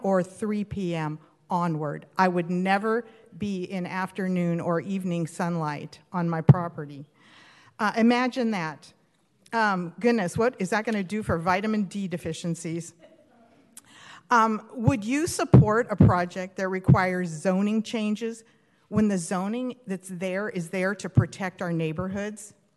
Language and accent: English; Huntington Beach, California, United States; I was uh, born and raised in Huntington Beach